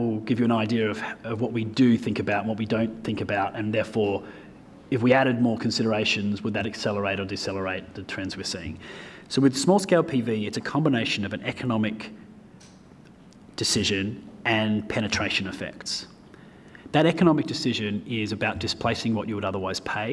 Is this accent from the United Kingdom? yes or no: no; Australia; I am from Australia